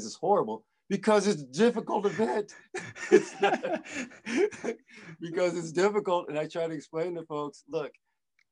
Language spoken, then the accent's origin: English; Brookfield, Wisconsin, United States; I grew up in Brookfield, Wisconsin, which is cold and freezing